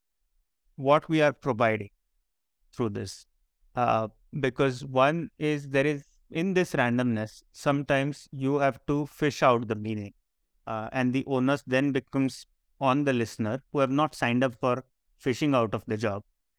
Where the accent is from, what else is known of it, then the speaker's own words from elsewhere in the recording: Marathi, Maharashtra, India; accent: Marathi; English is a second language; our normal conversation, our sort of flow, is essentially in Marathi